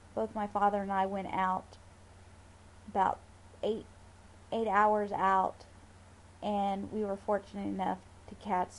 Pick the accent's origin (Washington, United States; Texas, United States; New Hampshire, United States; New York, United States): Texas, United States; South; I was born and raised in South Texas